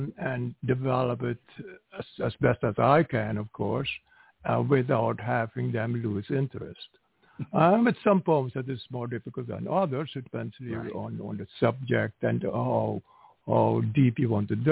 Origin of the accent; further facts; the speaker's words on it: Curaçao; English is a second language; moved away; also born or lived in Trinidad; I was born in Curacao, which is nearby